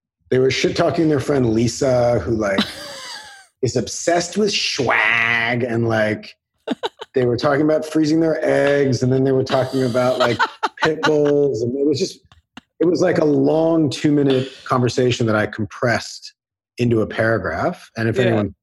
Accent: Los Angeles, California, United States; also born or lived in New York; I was born in New York. My whole family are New Yorkers, but I grew up in Los Angeles

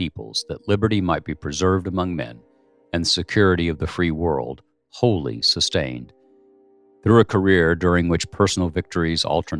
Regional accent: United States; As an American

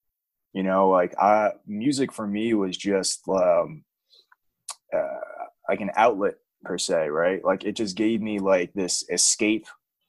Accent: New York, United States; now in Atlanta, United States; I'm from New York originally.

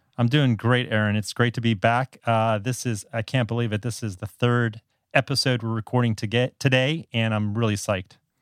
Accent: South Florida, United States; moved away as an adult; now in Taiwan; I'm originally from South Florida

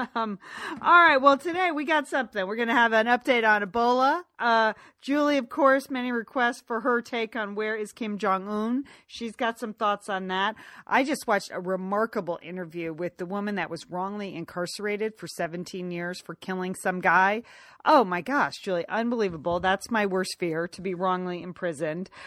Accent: United States; now in Los Angeles, United States; we grew up right outside of New York, we never drove into New York

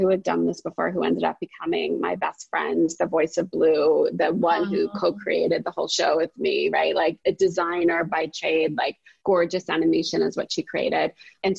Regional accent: New Jersey, United States; I'm from Jersey

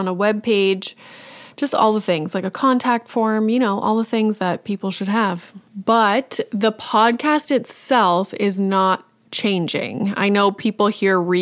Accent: Canada; as a Canadian, I have some experience like leaving Canada and going somewhere else

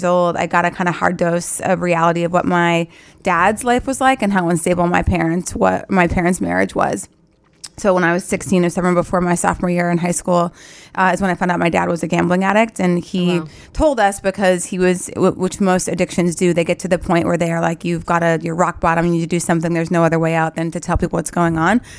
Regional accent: North Dakota, United States; moved away as an adult; also born or lived in Philadelphia; is where I grew up

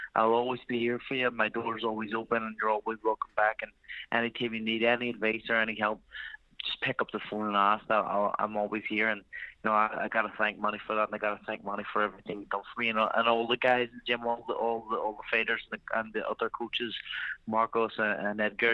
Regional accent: Ireland; I am Irish, you know, I need to represent my country

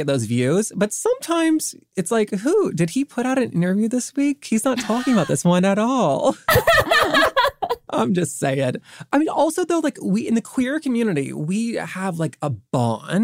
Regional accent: the South, United States; growing up in the South

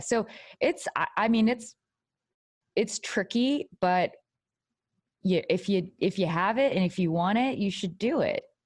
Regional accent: Texas, United States; I'm, like, from Texas, like, I'm Asian American

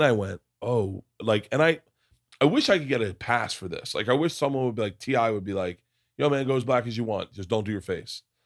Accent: Florida, United States; growing up in Florida

